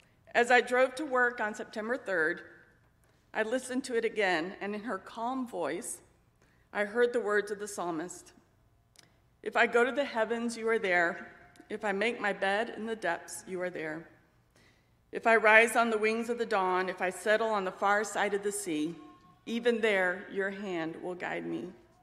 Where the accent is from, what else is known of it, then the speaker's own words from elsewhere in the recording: Spain; also born or lived in United States; I was born in Spain, the child of missionaries. My two sisters and I grew up in a loving but transient home. Our parents' work required us to move to various cities throughout Spain and during multiple furloughs back to the U.S.